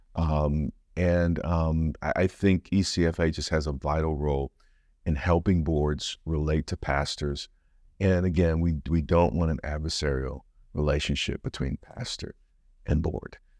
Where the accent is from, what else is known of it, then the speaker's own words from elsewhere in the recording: United States; as an American